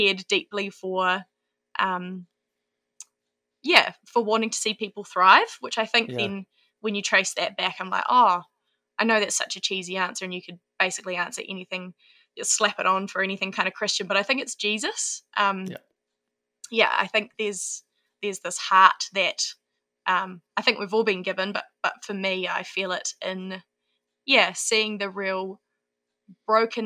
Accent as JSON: {"language": "English", "region": "Auckland", "country": "New Zealand", "tie": "born or raised there", "moved": "as an adult", "lives_now": "New Plymouth, New Zealand", "said": "born and bred Auckland"}